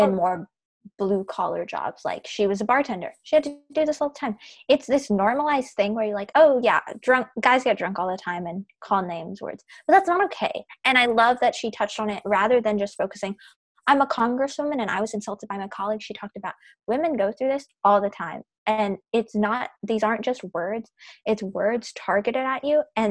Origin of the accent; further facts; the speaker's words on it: Oklahoma, United States; Oklahoma, so we're from Oklahoma